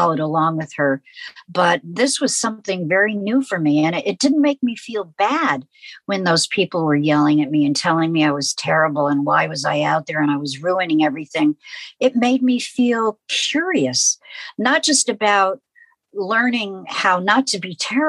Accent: New York City, New York, United States; My twin sister and I grew up in New York City

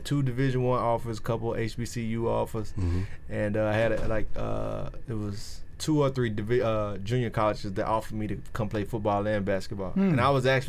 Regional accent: Collins, Mississippi, United States; also born or lived in Brandon, Mississippi; I'm from a small town, Collins, Mississippi.

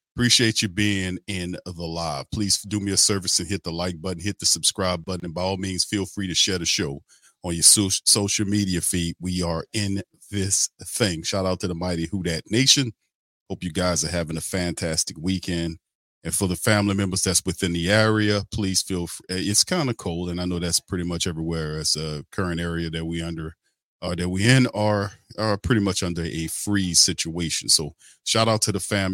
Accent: New Orleans, Louisiana, United States; I'm from New Orleans

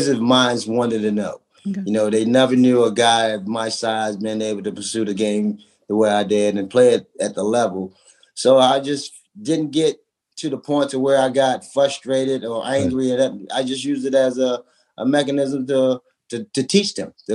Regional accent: Baltimore, Maryland, United States; moved away; also born or lived in Washington / Charlotte; I'm originally from Baltimore

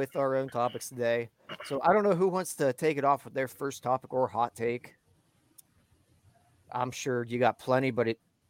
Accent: Ohio, United States; I'm an Ohio boy.

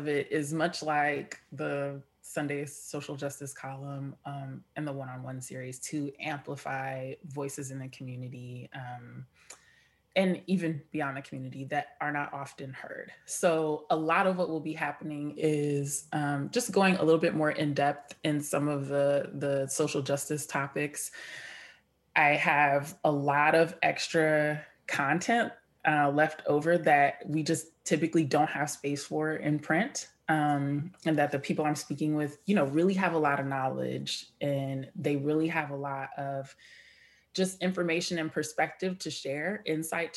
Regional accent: San Diego, California, United States; my experience growing up in San Diego

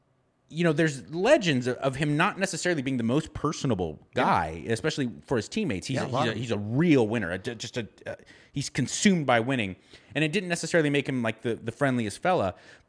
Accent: Los Angeles, California, United States; I grew up in Southern California in the Los Angeles County. And I remember I was a little boy

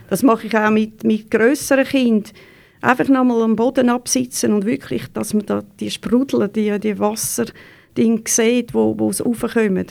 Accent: Neftenbach, Zurich, Switzerland; ich bin äh, in Neftenbach aufgewachsen, wirklich äh, 100 Meter von der Body weg

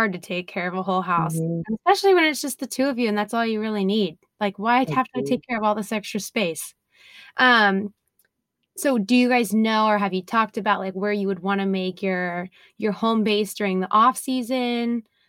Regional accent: Florida, United States; now in Houston, United States; I'm coming from Florida, so that's a hard place to leave.

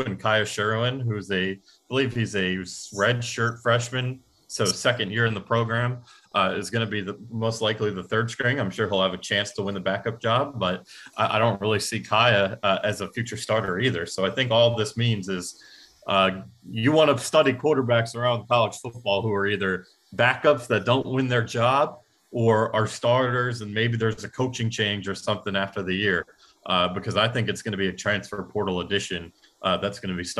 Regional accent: Atlanta, Georgia, United States; born there; I like the Braves. I was born in Atlanta, so I have no animosity.

